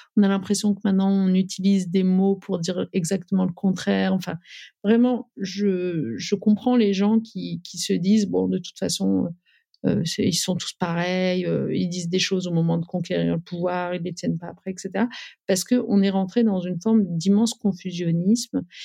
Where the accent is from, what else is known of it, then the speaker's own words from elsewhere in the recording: Amiens, Hauts-de-France, France; moved away as an adult; also born or lived in Paris; j'ai grandi euh, en Picardie, à Amiens